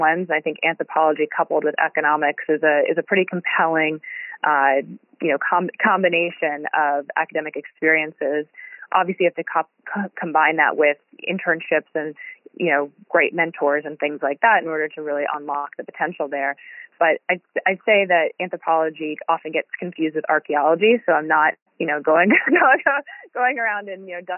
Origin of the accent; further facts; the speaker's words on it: New York City, New York, United States; moved away as an adult; I grew up in New York City